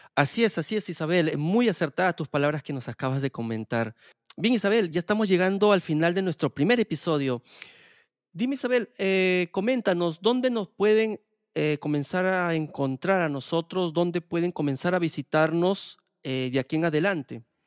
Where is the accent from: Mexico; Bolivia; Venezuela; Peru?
Peru; moved away as an adult; en mi país de Perú